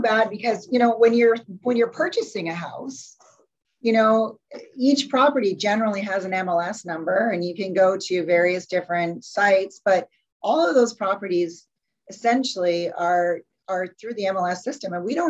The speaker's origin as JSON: {"language": "English", "town": "Calgary", "region": "Alberta", "country": "Canada", "lives_now": "Victoria, Canada", "said": "I came from Calgary originally too"}